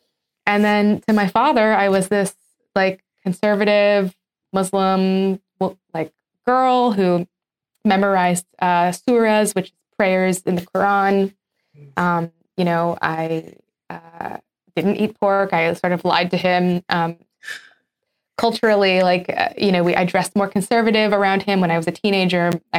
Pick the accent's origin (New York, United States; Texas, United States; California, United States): California, United States; Southern; moved away; also born or lived in Cairo, Egypt; Yes, I'm going to school in Southern California. I'm going to Catholic school.